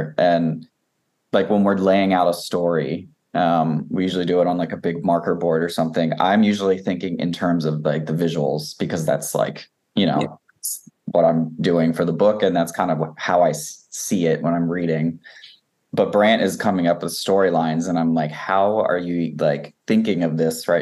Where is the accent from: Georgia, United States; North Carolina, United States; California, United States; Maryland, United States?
Maryland, United States; I grew up in Maryland